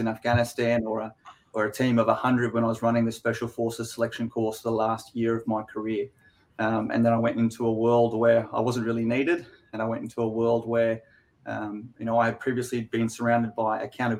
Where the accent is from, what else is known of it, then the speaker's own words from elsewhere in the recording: Queensland, Australia; also born or lived in Canberra / United States; So I'm a Queenslander myself. I live here in Brizzy